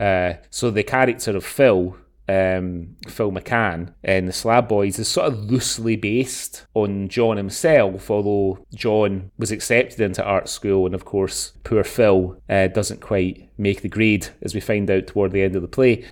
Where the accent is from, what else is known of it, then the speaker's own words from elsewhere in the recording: Scotland, United Kingdom; we're from Scotland